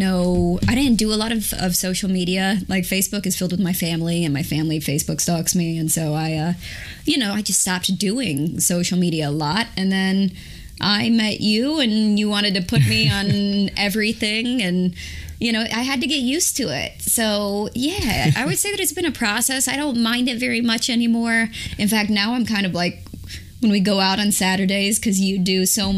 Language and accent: English; the South, United States; You know, I'm from the South, and there's a lot of outdoors activities.